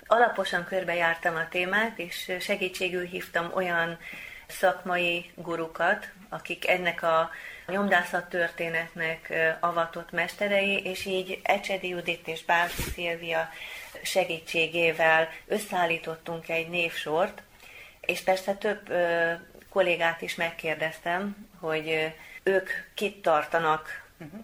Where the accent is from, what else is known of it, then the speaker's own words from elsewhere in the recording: Veszprém, Veszprém County, Hungary; veszprémi származású vagyok